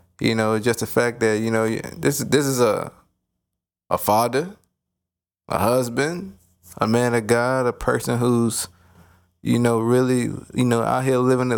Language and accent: English; Nashville, Tennessee, United States; now in Atlanta, United States; my home state, Tennessee. I'm from Nashville.